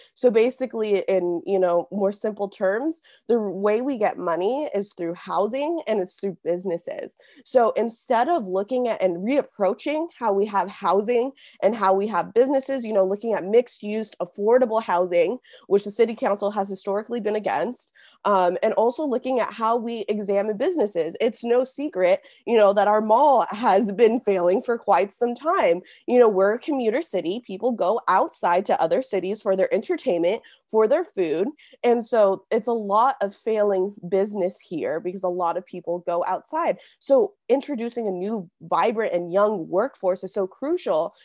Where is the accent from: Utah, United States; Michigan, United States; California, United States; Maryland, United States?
California, United States; Simi Valley; also born or lived in Santa Barbara; I was born and raised in Simi Valley for eighteen years